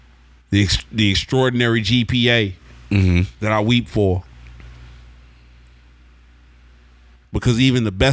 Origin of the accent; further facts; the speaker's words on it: Oklahoma, United States; growing up in Oklahoma